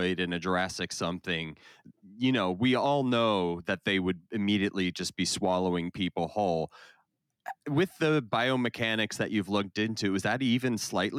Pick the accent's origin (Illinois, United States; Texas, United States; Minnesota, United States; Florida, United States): Florida, United States; I grew up primarily in Florida